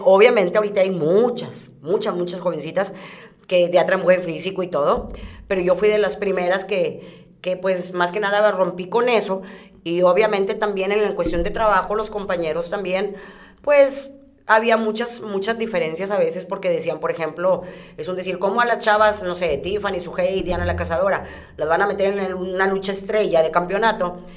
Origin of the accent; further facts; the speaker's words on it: Guadalupe, Nuevo León, Mexico; yo siempre he ah, vivido en, el municipio de Guadalupe.